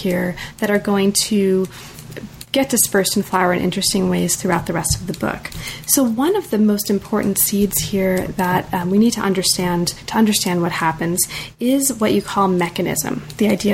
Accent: United States; I'm very American

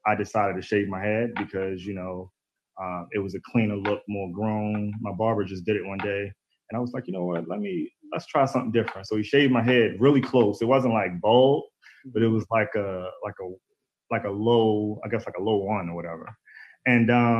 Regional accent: Baltimore, Maryland, United States; I'm from Baltimore. You know, born and raised. All my life I've been here.

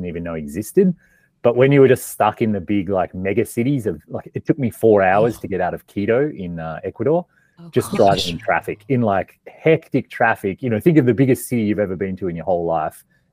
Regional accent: Australia; moved away as an adult; also born or lived in Melbourne / Canada; I grew up in Australia, kind of like in a small farming town.

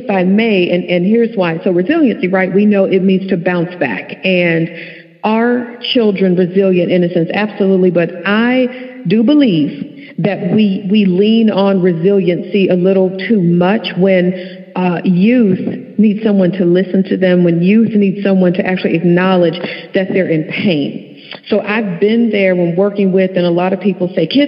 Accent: Dallas, Texas, United States; I am from Dallas, Texas

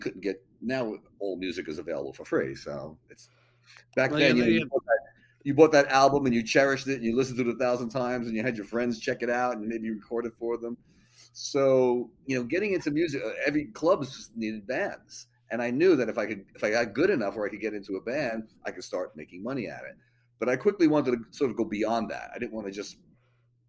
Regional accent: Long Island, New York, United States; moved away as an adult; also born or lived in Brooklyn, New York; now in Manhattan, United States; Born in Brooklyn, grew up on Long Island.

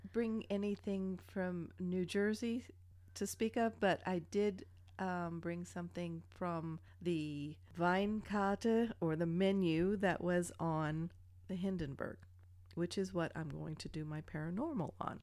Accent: Germany; moved away; growing up in Germany

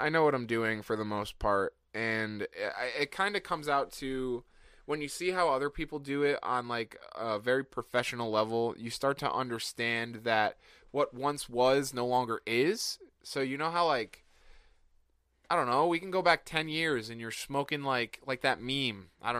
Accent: California, United States; We're from California.

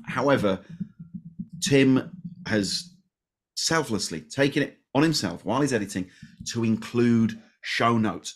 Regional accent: Leeds, Yorkshire and the Humber, United Kingdom; I'm from Leeds

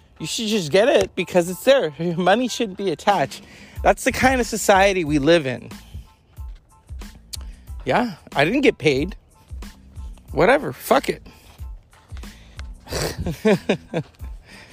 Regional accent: California, United States; I'm born and bred in California

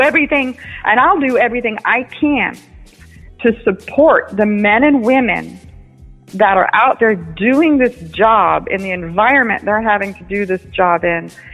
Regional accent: United States; I'm an American. I'm born in America. My parents were born in New York City

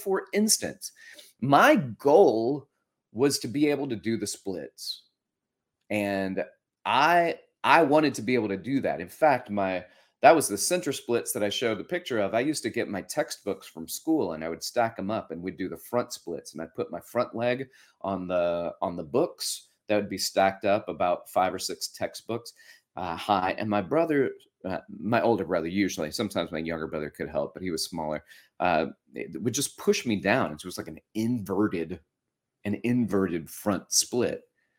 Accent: Florence, Alabama, United States; our old wooden chairs that were around our dinner table at my home that I grew up in Florence, Alabama, where my folks still live.

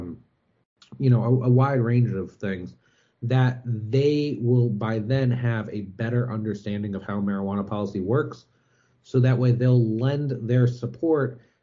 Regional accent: Cleveland, Ohio, United States; moved away as an adult; I actually moved back to my hometown, Cleveland, Ohio

